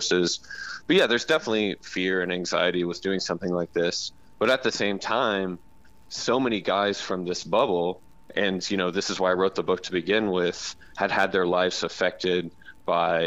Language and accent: English; the South, United States; I'm from the South